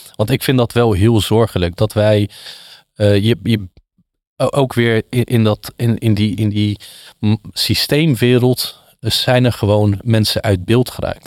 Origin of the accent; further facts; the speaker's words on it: Wateringen, South Holland, Netherlands; Ik kom uit het Westland, eh, bestaat uit elf dorpen, eh, Wateringen